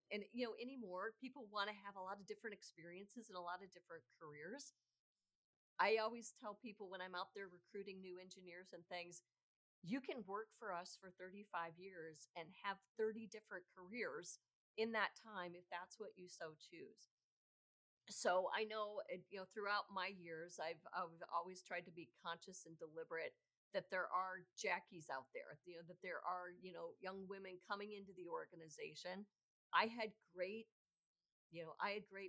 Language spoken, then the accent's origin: English; Chicago, Illinois, United States; I'm from Chicago, lived in Chicago most of my adult life